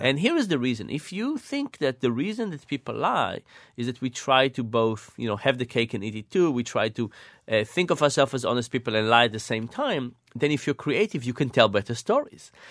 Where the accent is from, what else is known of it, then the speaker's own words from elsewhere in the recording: Israel; moved away; I grew up in Israel